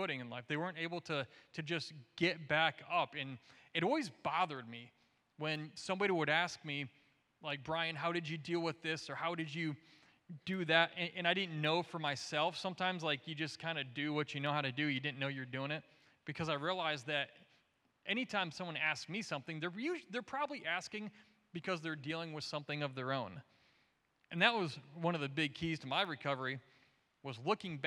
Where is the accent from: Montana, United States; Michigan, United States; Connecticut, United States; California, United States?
Michigan, United States; Jackson; also born or lived in Detroit area; I'm from Southern Michigan, Jackson, and so not too far from here.